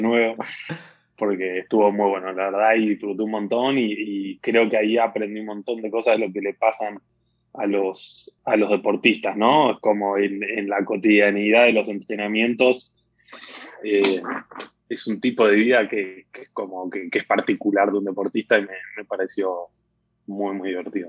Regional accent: Argentina; moved away as an adult; also born or lived in United States; como buen argentino

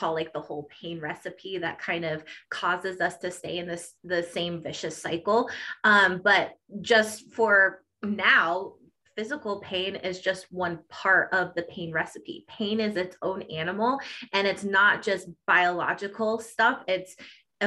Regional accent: Colorado, United States; I am from Colorado

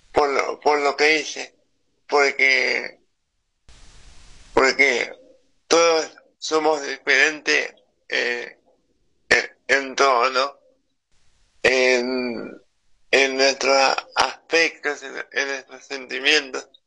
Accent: Argentina; nos identificar como argentinos, que es nuestro folclore

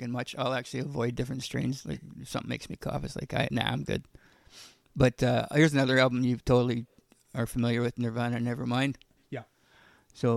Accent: Ontario, Canada; also born or lived in Saskatchewan; now in British Columbia, Canada; I'm from Ontario

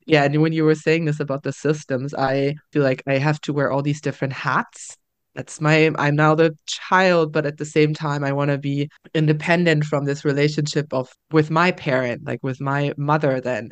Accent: Germany; now in Netherlands; we are traveling back to my home country, Germany. We're traveling back to Berlin

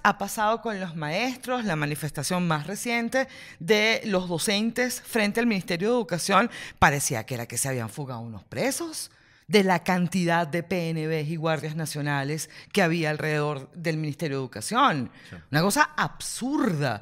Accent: Venezuela; somos los venezolanos

